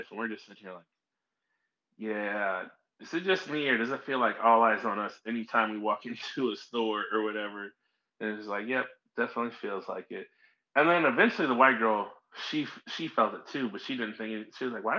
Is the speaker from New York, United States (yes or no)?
no; St. Louis, Missouri, United States; I'm from St. Louis